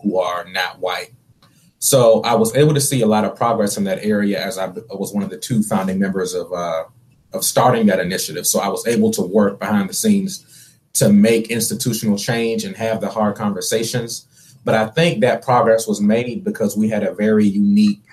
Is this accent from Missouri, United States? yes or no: no; Washington, District of Columbia, United States; moved away as an adult; also born or lived in North Carolina; I'm originally from Washington, D.C., and then I moved to North Carolina to attend this school